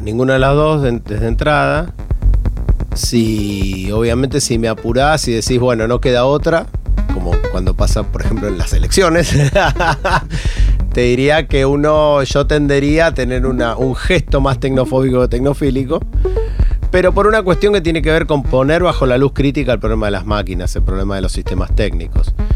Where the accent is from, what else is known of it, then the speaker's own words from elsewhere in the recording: Argentina; como argentino